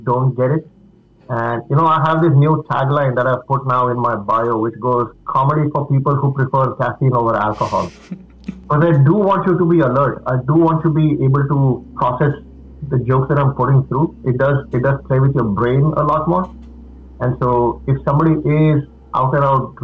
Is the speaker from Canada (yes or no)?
no; Mumbai, Maharashtra, India; now in United States; I grew up in Mumbai